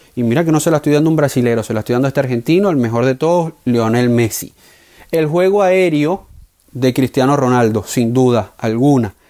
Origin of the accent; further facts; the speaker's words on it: Venezuela; como venezolano